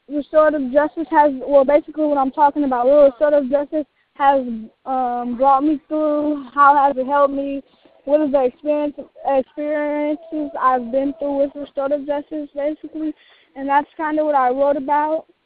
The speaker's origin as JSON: {"language": "English", "town": "Oakland", "region": "California", "country": "United States", "tie": "born or raised there", "also_born_or_lived": "Pittsburg, California", "said": "I was raised in Oakland, California."}